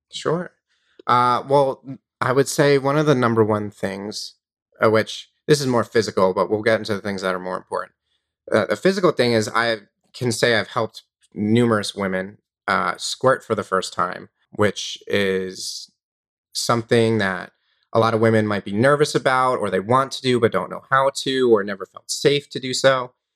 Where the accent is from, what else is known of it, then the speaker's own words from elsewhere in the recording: Long Island, New York, United States; I grew up in New York on Long Island